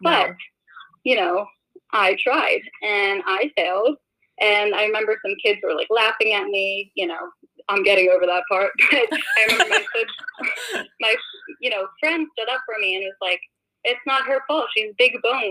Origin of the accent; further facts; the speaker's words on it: suburbs of Philadelphia, Pennsylvania, United States; moved away as an adult; now in Boston, United States; I grew up in the suburbs of Philadelphia. I'm not even from Philadelphia.